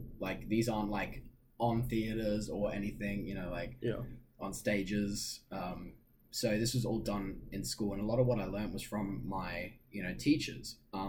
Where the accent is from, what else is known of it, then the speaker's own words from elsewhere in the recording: Oman; now in New York, United States; I think I had a mindset coming to New York, just from my own experiences in my hometown in Oman.